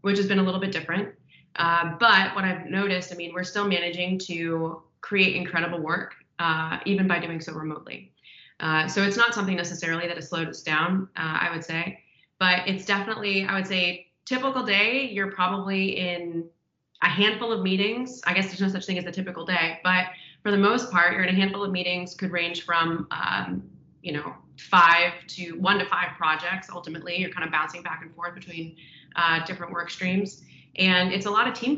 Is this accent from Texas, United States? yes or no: no; Omaha, Nebraska, United States; moved away as an adult; also born or lived in Des Moines, Iowa; now in Los Angeles, United States; I grew up in Omaha, Nebraska, actually